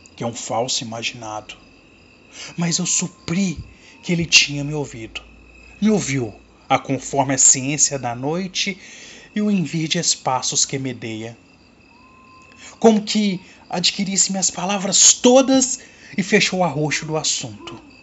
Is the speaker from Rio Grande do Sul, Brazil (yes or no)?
no; Cordisburgo, Minas Gerais, Brazil; Sou aqui de Cordesburgo, Minas Gerais, terra natal do nosso grande escritor Guimarães Rosa